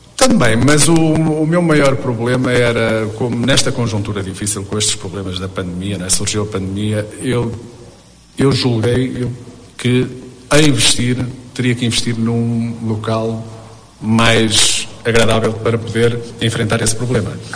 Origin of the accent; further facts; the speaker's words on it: Portugal; moved away as an adult; now in Brazil; eu nasci em Portugal, uh, vim para o Brasil pelo facto de que conheci uma brasileira em Portugal